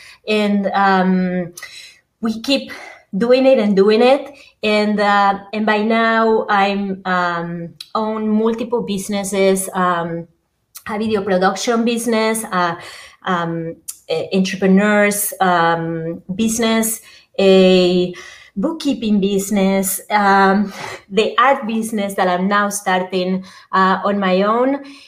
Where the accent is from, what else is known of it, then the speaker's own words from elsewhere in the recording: Argentina; English is a second language; now in United States; I'm originally from Argentina. I came to the States a little bit over 25 years ago and decided to keep my accent. I always have been moving inside Argentina to different places and always having an accent even within Argentina.